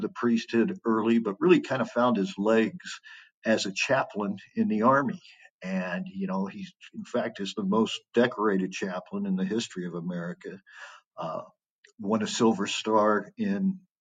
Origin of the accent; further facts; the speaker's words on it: Kansas City, Missouri, United States; I'm from the Midwest, from Kansas City. It was dear to me home there.